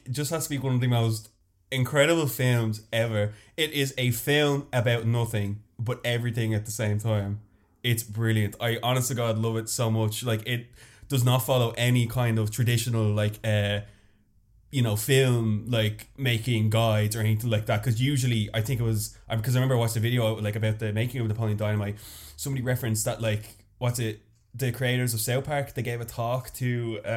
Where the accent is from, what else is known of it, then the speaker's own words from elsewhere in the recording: Dublin, Leinster, Ireland; I am the first homegrown baby. I'm from Northside